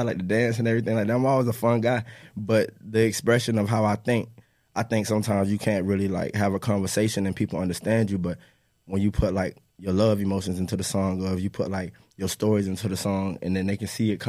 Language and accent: English; Eustis, Florida, United States; I'm from Eustis, Florida.